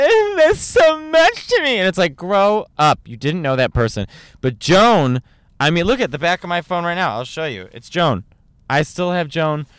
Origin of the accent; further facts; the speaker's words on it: Chicago, Illinois, United States; all around Chicago, where I'm from Chicago